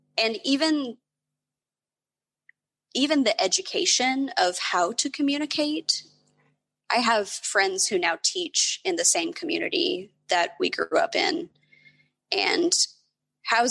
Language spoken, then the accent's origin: English; Appalachia, United States; moved away; I grew up in Appalachia and poverty is very widespread